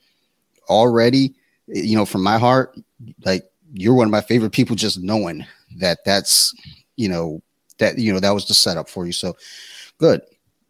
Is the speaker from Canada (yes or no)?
no; Detroit, Michigan, United States; moved away; I'm from Detroit